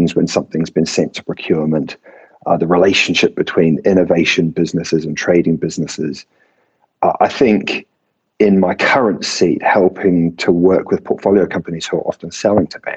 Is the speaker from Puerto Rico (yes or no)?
no; New Zealand; accent: Kiwi; now in London, United Kingdom; the accent is not a British accent, but in fact, a Kiwi accent. So I was born and bred in New Zealand.